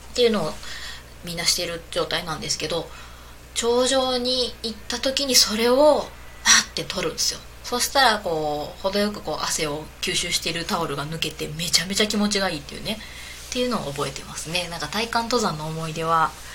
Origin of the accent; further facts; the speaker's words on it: southern Osaka, Japan; accent: Kansai dialect; moved away; 大阪の南の方の出身